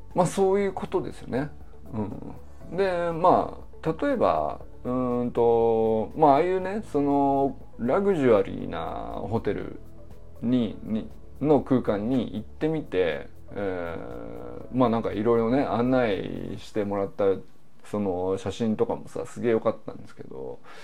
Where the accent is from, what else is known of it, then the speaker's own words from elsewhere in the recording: Niigata, Japan; moved away as an adult; also born or lived in Kyoto; 僕もね新潟出身生まれは京都なんですけどもまあほぼ2歳から18歳までね新潟で育ってる